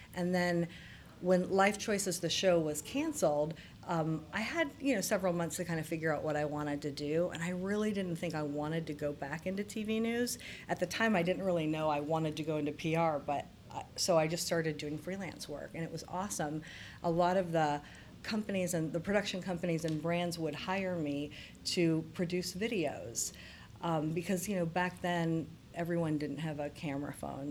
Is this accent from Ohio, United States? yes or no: yes; Circleville, Ohio, United States; I grew up in central Ohio. So my hometown is Circleville, which is just south of Columbus